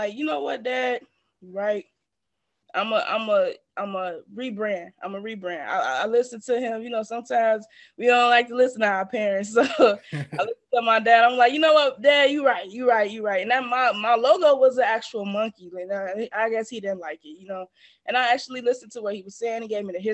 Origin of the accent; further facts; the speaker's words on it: Markham, Illinois, United States; I am from the suburbs of Chicago. So I grew up in Markham, Illinois